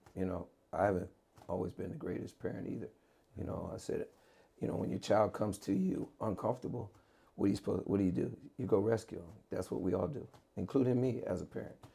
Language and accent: English; Maryland, United States; moved away; I grew up in Maryland.